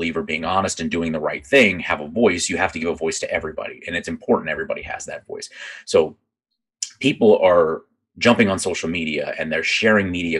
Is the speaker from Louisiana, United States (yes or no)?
no; Northeast Virginia, United States; I grew up outside of DC. I grew up in Virginia, in Northeast Virginia